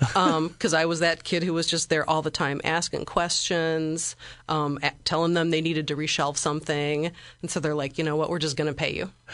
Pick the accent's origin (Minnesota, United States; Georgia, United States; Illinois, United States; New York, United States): Illinois, United States; Bloomington; moved away as an adult; also born or lived in La Crosse, Wisconsin; now in Springfield, United States; I'm from Bloomington. That's where I spent most of my life, I grew up, uh, in rural Bloomington, near Lake Bloomington